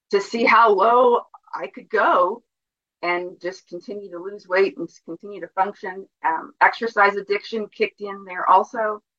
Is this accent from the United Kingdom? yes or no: no; New Jersey, United States; growing up in New Jersey and being surrounded in the tenement houses with um, Italians